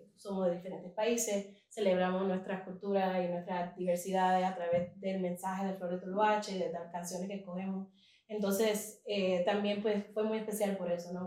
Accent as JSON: {"language": "Spanish", "country": "Puerto Rico", "tie": "born or raised there", "moved": "yes", "lives_now": "New York City, United States", "said": "yo crecí en Puerto Rico"}